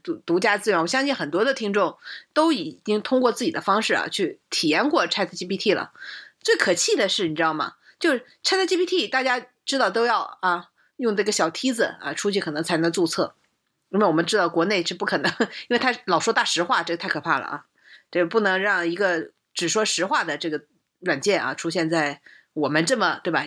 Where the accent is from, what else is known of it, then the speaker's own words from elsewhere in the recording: China; 而且我们中国训练的话